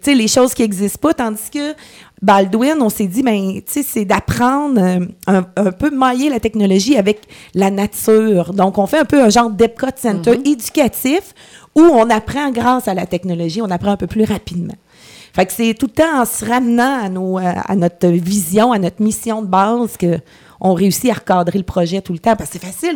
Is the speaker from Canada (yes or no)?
yes; Coaticook region, Quebec, Canada; je suis revenue de Québec ici